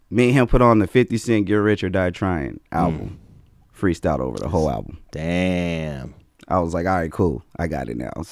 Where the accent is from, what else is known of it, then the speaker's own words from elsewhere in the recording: Las Vegas, Nevada, United States; That's oh yeah. That's I got hard. a real family out here. That's all. You said I'm really from Vegas.